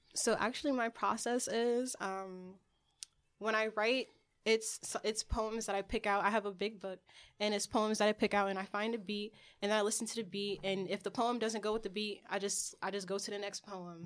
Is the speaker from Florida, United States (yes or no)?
no; California, United States; also born or lived in Marietta, Georgia / Newark; I come from country, but I was raised in Cali